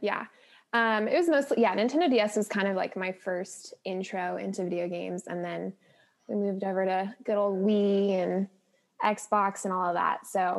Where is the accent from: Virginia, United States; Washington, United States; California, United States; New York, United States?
California, United States; now in Texas, United States; I'm not a Texan that loves Texas, so I wouldn't even necessarily call myself a Texan. California girl for life.